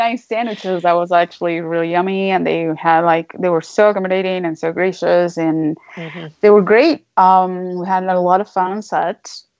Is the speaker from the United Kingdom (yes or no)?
no; Venezuela; English is a second language; But I come from Venezuela. So like whenever people ask me where I'm from, it's a loaded question because I personally don't know anymore where I'm from.